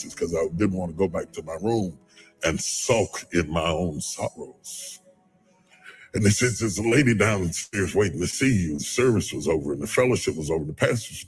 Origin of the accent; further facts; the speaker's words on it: West Virginia, United States; I'm country boy. I'm from West Virginia.